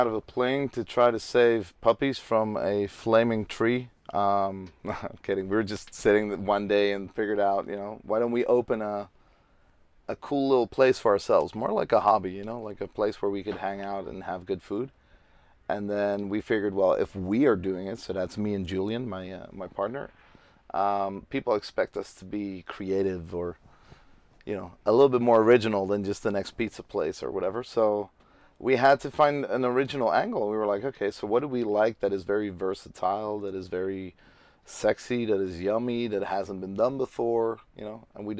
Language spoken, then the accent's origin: English; Amsterdam, North Holland, Netherlands; English is a second language; I'm 35. I'm from Amsterdam.